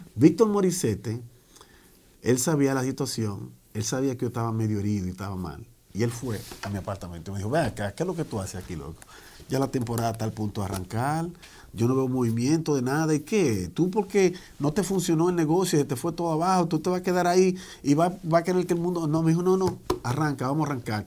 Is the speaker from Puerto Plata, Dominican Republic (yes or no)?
no; Santo Domingo, Distrito Nacional, Dominican Republic; also born or lived in Washington Heights, New York, United States; now in New York, United States; yo vine joven eh, a esta gran nación. Nací en la República Dominicana, en la capital.